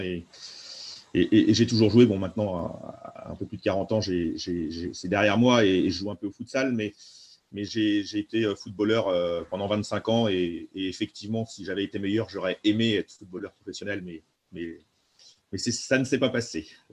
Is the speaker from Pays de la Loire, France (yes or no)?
yes; Nantes, Pays de la Loire, France; je suis nantais, je suis né à Nantes